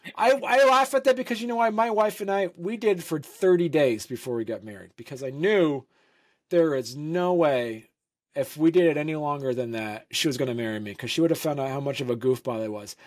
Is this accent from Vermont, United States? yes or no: yes; Vermont, United States; moved away as an adult; also born or lived in Saint Louis; I grew up in Vermont